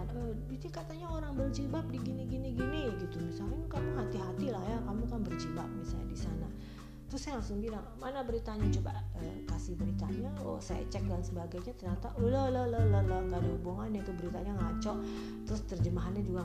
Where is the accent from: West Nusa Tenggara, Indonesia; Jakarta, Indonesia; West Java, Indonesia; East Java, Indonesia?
West Java, Indonesia; berhubung saya orang Sunda.